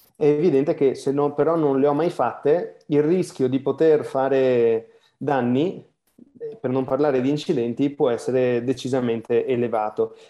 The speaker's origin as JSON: {"language": "Italian", "region": "Veneto", "country": "Italy", "said": "dall'accento non si capisce, ma sono veneto"}